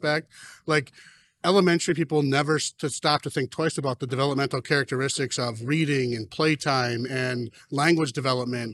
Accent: Watertown, South Dakota, United States; I'm a middle school principal in Watertown, South Dakota, not Wisconsin, not New York

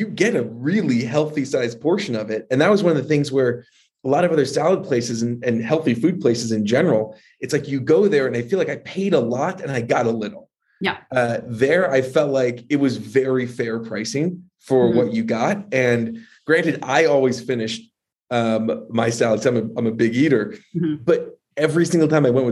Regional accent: Morristown, New Jersey, United States; I'm from Morristown

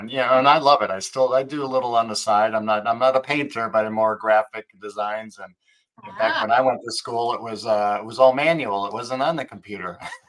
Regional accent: Midwest, United States; also born or lived in Arlington Heights, Illinois / Schaumburg, Illinois; I grew up in Midwest. I spent some time in Arlington Heights and Schaumburg.

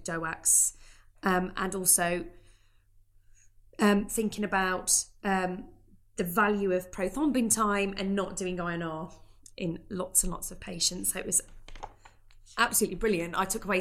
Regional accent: near Birmingham, West Midlands, United Kingdom; It's so close to my hometown, so I'm going to have to come because it's in Birmingham

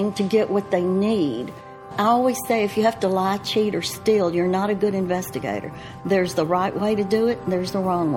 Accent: the South, United States; accent: Southern; my Southern accent

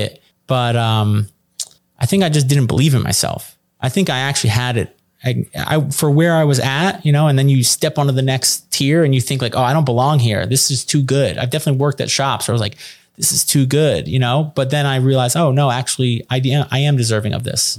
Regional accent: New York City, New York, United States; I'm from New York City.

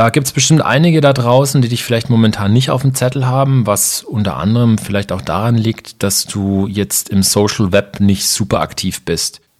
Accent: Ansbach, Bavaria, Germany; mein Kollege KG und ich, äh, wir sind ja in Ansbach aufgewachsen. Ich glaube, von der Größe ein bisschen vergleichbar mit Schwäbisch Hall.

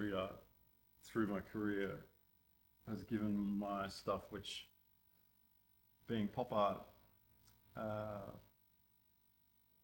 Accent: Sunshine Coast, Queensland, Australia; I grew up in Queensland, about an hour north of Brisbane, Sunshine Coast

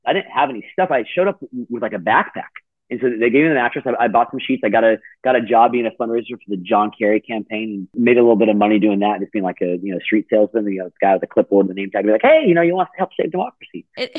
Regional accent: Sacramento, California, United States; now in New York City, United States; I grew up in Sacramento.

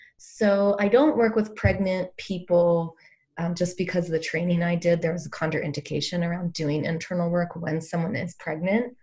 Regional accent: East Coast, United States; moved away as an adult; also born or lived in Boulder, Colorado; I grew up on the East Coast

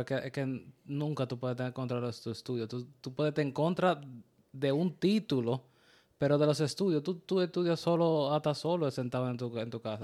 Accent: Dominican Republic; also born or lived in New York area; now in New York, United States

